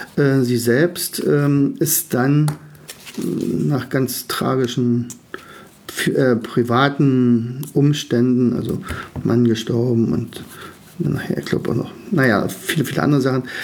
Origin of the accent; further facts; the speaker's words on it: Germany; als Deutsche